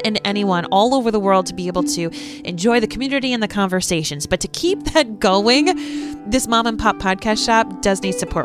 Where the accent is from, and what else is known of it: United States